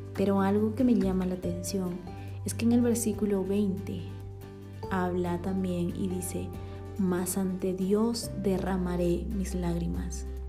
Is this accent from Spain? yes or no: no; Bolivia; born or raised there; now in Guatemala